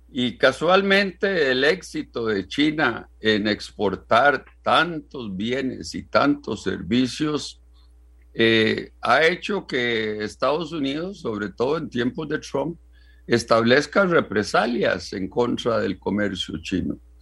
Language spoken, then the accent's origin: Spanish; Costa Rica; como costarricense